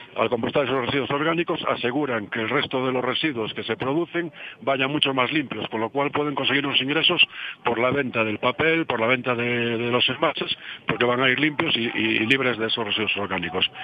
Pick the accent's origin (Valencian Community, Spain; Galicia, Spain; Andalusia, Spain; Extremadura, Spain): Galicia, Spain; yo soy de Montevera, de Galicia